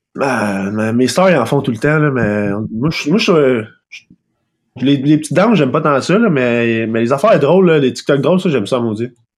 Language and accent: French; Sorel-Tracy, Quebec, Canada; pas natif, mais j'ai grandi à Sorel